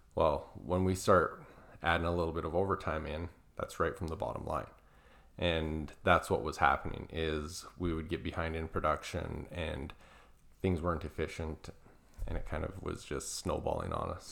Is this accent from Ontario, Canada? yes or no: no; Southern Alberta, Canada; I'm originally from Canada, Southern Alberta